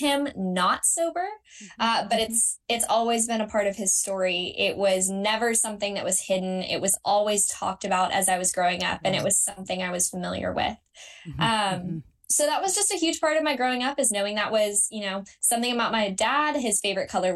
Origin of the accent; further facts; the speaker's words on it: Lexington, Kentucky, United States; moved away as an adult; now in Georgia, United States; my hometown of Lexington, Kentucky